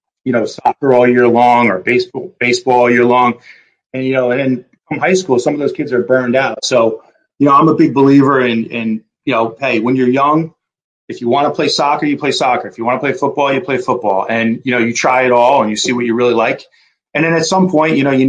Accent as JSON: {"language": "English", "region": "New Jersey", "country": "United States", "tie": "born or raised there", "moved": "as an adult", "said": "I was born and raised in New Jersey"}